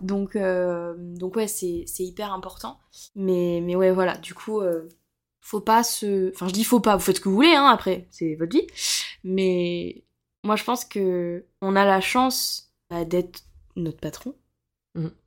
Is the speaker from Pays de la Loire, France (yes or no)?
no; Montpellier, Occitania, France; je suis de Montpellier